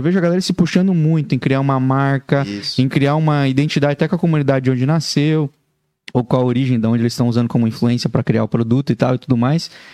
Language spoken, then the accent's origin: Portuguese; Paraná, Brazil; now in Joinville, Brazil; eu sou, sou filho paranaense